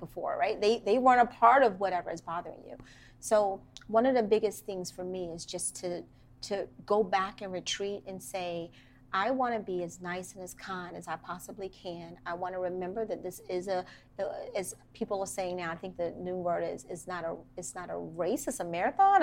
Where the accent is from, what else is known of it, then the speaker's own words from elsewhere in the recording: Washington, District of Columbia, United States; I grew up in Washington, D.C., in Northeast Washington, D.C., to be very specific